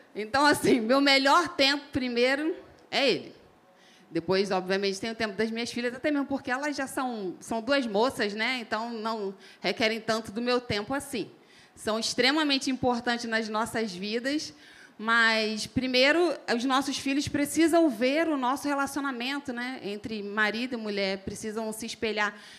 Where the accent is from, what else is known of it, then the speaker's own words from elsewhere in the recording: Rio de Janeiro, Brazil; accent: carioca; Um sotaquezinho bem carioca para vocês. Já falaram para mim que eu arrasto muito mais do que ele, que eu falo muito mais do chiado, né?